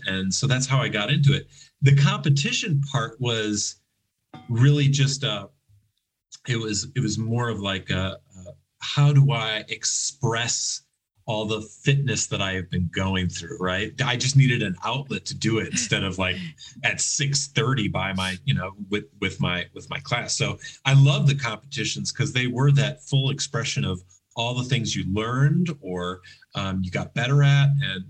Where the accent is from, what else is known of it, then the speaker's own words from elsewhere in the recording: Chicago, Illinois, United States; But I thought I came from Chicago and I was like, you know, yeah, I eat sausage and all the pizzas and the all bears.